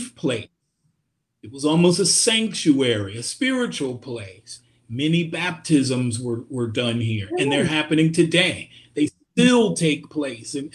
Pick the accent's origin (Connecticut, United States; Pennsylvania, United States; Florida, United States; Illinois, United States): Florida, United States; Miami; I'm not from Miami originally, but I grew up here. So I was in high school during the May 80 riots